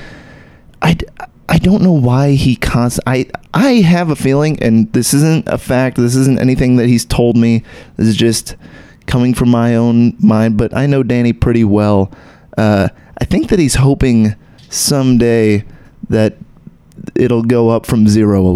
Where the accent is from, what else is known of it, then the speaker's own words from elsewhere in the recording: Texas, United States; I still got that blood in me, but I don't have the accent. I grew up in Texas.